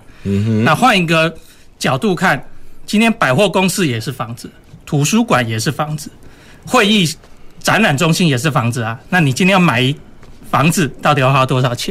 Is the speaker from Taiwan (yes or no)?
yes; Taiwan; 我们台湾人对游艇的第一个认识，